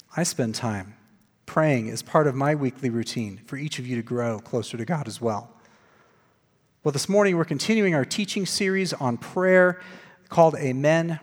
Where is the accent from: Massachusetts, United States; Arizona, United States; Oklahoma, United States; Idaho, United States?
Arizona, United States; Glendale; I was working at the church that I grew up in in Glendale, Arizona